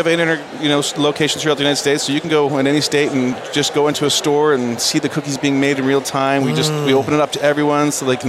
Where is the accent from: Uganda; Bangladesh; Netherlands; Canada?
Canada; Alberta; moved away; So we opened up in the Great White North in my home country of Canada.